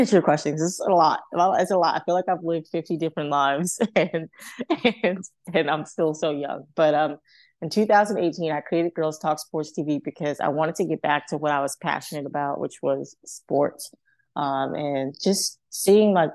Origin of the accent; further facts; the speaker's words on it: New York City, New York, United States; growing up in Harlem, I was already exposed to so many great athletes and people in sport